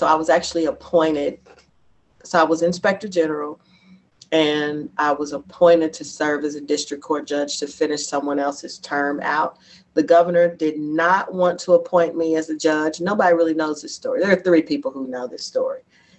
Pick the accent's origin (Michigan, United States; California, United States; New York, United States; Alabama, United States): New York, United States; Bronx; And the thing is, I am from the Bronx and my family is there and I'm not.